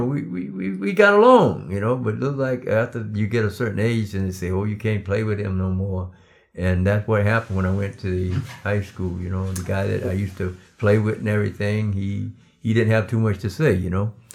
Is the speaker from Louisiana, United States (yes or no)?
no; Darlington, South Carolina, United States; moved away; originally, I'm from Darlington, South Carolina. I was raised in a cotton field.